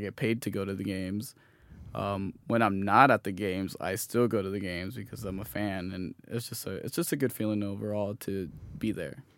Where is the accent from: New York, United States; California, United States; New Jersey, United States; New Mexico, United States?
California, United States; Hesperia; also born or lived in Los Angeles / South Lake Tahoe; I was born in Los Angeles, but, uh, we moved to Hesperia, California. I moved around, like, when I was five or six. Um, grew up there most of my life